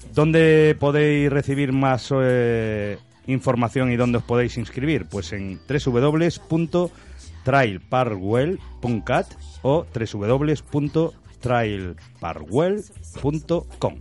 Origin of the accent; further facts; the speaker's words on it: A Coruña, Galicia, Spain; now in Rubí, Spain; Necesito oler mi tierra y oler mi Coruña.